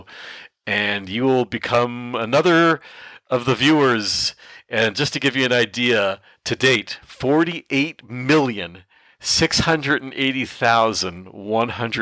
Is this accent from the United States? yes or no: no; Canada; For my fellow Canadians